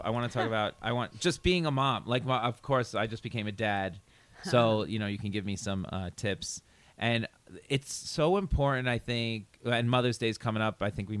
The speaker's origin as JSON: {"language": "English", "town": "Brockton", "region": "Massachusetts", "country": "United States", "said": "I'm from Brockton I have"}